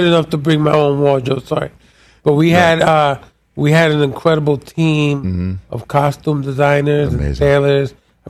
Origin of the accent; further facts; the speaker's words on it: New York City, New York, United States; moved away as an adult; also born or lived in Puerto Rico; now in Vermont, United States; I was born in Puerto Rico. Mm-hmm. Grew up in New York City.